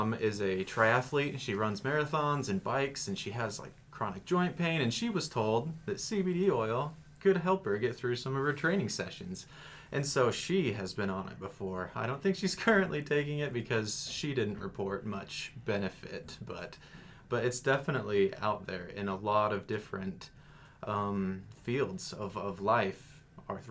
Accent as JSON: {"language": "English", "town": "Santa Clara", "region": "Utah", "country": "United States", "tie": "born or raised there", "also_born_or_lived": "St. George, Utah", "said": "I was born in St. George and kind of grew up in Santa Clara"}